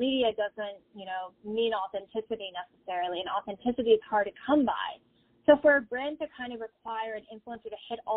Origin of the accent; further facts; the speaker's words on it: Tampa, Florida, United States; I'm originally from the Tampa Bay area